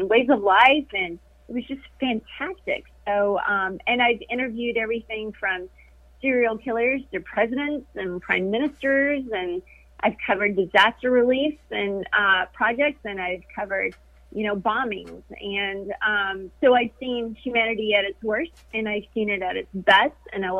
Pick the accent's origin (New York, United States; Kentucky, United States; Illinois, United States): Kentucky, United States; moved away as an adult; now in Florida, United States; I grew up in Kentucky. That's where I went to college, and that's where I had my first broadcasting job. So that's where all my family still resides.